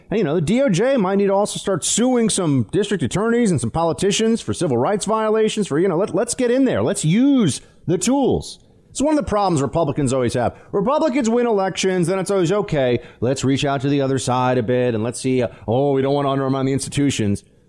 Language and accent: English; New York City, New York, United States; It's my hometown, too